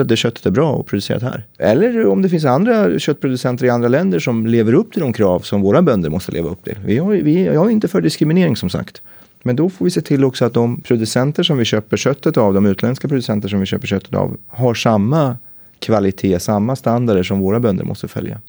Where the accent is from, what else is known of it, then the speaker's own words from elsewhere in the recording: Gävle, Gävleborg County, Sweden; moved away; Jag var uppe i Gävle, eh, mina hemtrakter